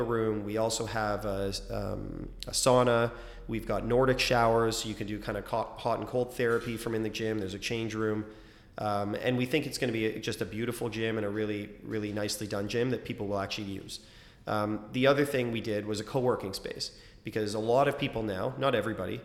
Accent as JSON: {"language": "English", "town": "Toronto", "region": "Ontario", "country": "Canada", "tie": "born or raised there", "said": "I grew up in Scarborough, I know it well"}